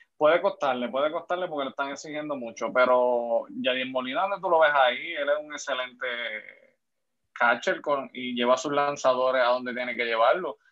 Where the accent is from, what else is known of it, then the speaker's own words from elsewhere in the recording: Puerto Rico; yo soy de Juanadía